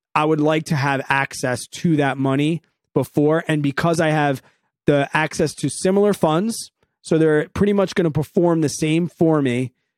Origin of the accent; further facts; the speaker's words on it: New York, United States; also born or lived in Evanston, Illinois; came back to the good old state of New York